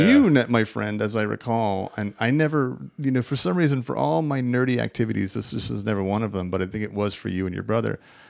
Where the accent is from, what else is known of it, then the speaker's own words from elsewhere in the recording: Fresno, California, United States; also born or lived in Daly City; And I was really out of my element coming from the suburbs of Fresno to the subur